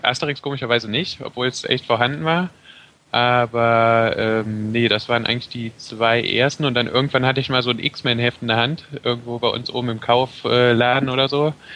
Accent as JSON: {"language": "German", "town": "Brühl", "region": "North Rhine-Westphalia", "country": "Germany", "tie": "born or raised there", "said": "Ich komme aus Brück, also ich bin hier schon immer gewesen."}